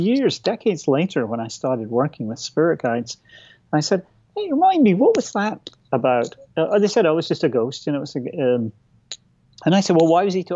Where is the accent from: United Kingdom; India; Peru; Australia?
United Kingdom; Aberdeen, Scotland; my hometown of Aberdeen